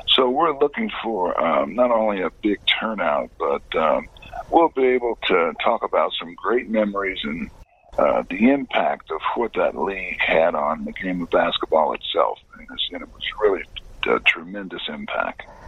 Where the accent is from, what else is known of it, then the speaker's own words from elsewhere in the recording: Indiana, United States; I played high school, college, and now pro ball uh, right in my home state